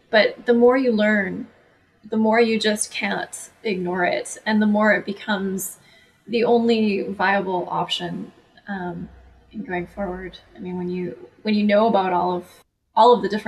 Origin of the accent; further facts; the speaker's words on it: Canada; I'm Canadian